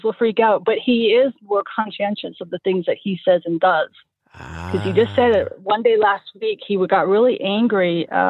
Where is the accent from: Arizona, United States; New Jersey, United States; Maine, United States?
Maine, United States; moved away; also born or lived in Connecticut; My family is from Maine. I was born in Connecticut and I grew up in Maine, and I like the snow. I love the snow, and I don't live where we see much snow anymore.